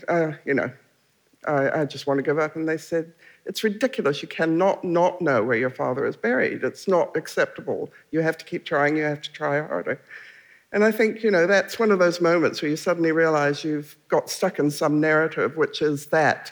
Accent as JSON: {"language": "English", "country": "Canada", "tie": "born or raised there", "moved": "yes", "lives_now": "New Zealand", "said": "I was born in Canada."}